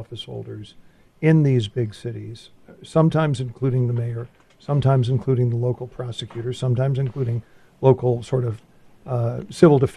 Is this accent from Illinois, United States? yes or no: yes; Chicago, Illinois, United States; We're from Chicago